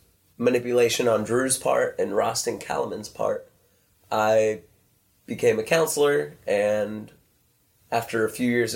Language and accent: English; Bryan, Texas, United States; I was born in 1993 in Bryan, Texas. Everyone's heard of Bryan, Texas. Best town ever. And I went to a small church, Central Church